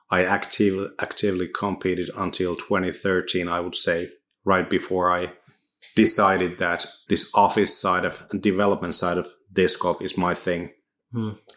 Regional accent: Oulu, North Ostrobothnia, Finland; English is a second language; moved away as an adult; also born or lived in Rancho Cucamonga, United States; now in Turku, Finland; I'm from Oulu um, in the middle of northern Finland.

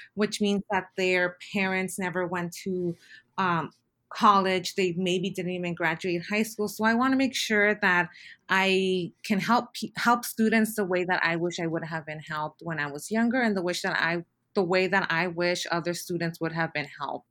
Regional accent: Bell Gardens, California, United States; I grew up in Southeast L A, uh, particularly in the city of Bell Gardens

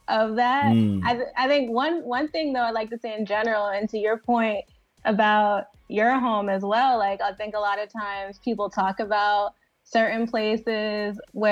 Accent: New Jersey, United States; I'm born and raised in Jersey

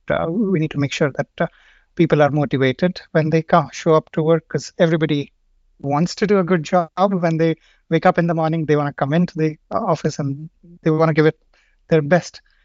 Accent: India; moved away as an adult; now in Stockholm, Sweden; I come from India. I've been living here in, uh, Stockholm for five years now.

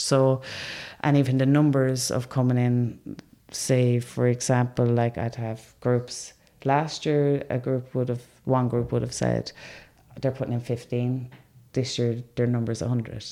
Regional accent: Limerick, Munster, Ireland; I'm being from Limerick

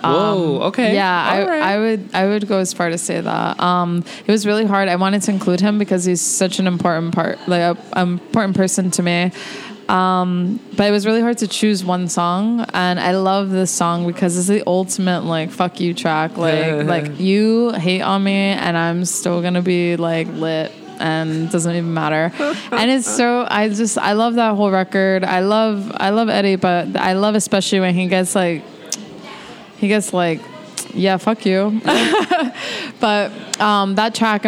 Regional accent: New Jersey, United States; also born or lived in Puerto Rico; I was born in Jersey, grew up in Jersey

